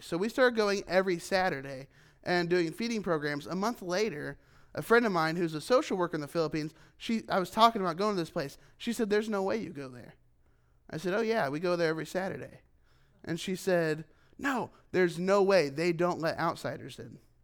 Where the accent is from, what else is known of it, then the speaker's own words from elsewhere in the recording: United States; moved away as an adult; as an American, as a foreigner